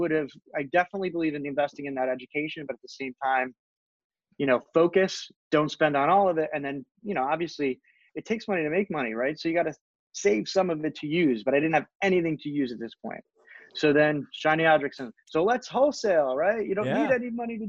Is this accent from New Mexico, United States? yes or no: no; Northern New Jersey, United States; I grew up in Northern New Jersey